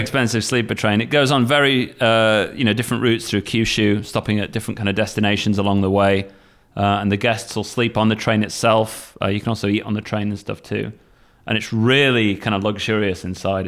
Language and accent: English; Sheffield, Yorkshire and the Humber, United Kingdom; now in Kagoshima, Japan; I'm from Sheffield, Northern England